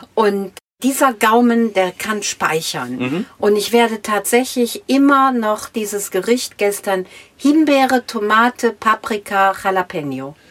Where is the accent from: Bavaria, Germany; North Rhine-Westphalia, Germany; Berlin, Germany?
North Rhine-Westphalia, Germany; Minden; ich komme aus Minden an der Weser